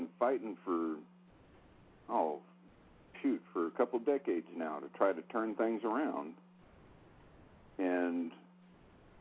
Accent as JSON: {"language": "English", "region": "California", "country": "United States", "tie": "born or raised there", "said": "I was born and raised here in California"}